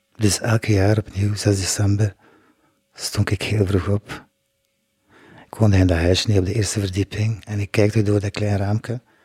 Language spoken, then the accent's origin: Dutch; Blankenberge, Flanders, Belgium; now in Ghent, Belgium; Ik ben geboren in Blankenbergen. Ik woonde in een huisje in de Sprotstraat met mijn vijf broers en zus. Ik ging dan naar school.